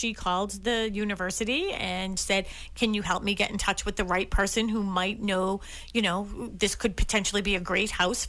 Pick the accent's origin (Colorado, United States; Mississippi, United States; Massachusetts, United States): Massachusetts, United States; Main roads don't bother me. I mean, I grew up on Dorchester Avenue, Columbia Road. So there you go. I mean, it couldn't get much busier than that.